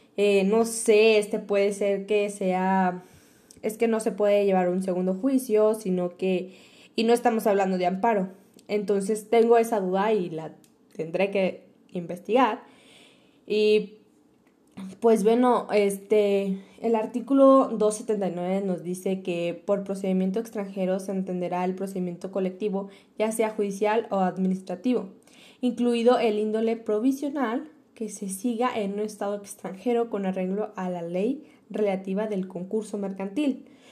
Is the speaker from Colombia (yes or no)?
no; Mexico; como mexicano